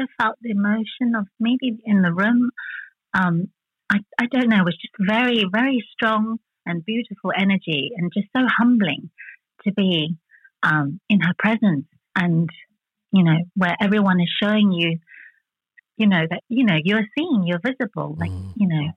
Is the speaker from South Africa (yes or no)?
yes; South Africa; English is a second language; moved away; growing up in South Africa